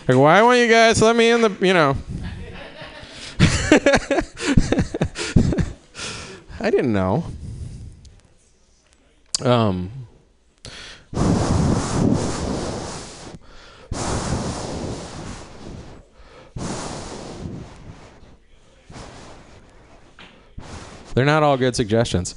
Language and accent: English; Cleveland, Ohio, United States; I'm from Cleveland